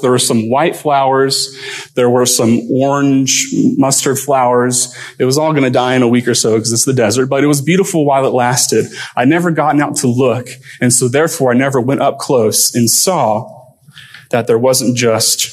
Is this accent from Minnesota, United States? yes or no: no; Lake Elsinore, California, United States; moved away as an adult; now in South Dakota, United States; this is my hometown, Lake Elsinore.